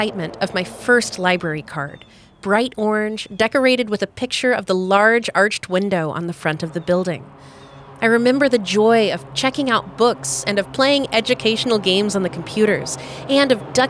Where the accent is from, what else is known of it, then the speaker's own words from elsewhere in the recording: Frankfort, Kentucky, United States; I'd like to invite you on a tour of my hometown. Welcome to Any Old Place, a podcast of the Capital City Museum, where we explore unique places in Frankfort, Kentucky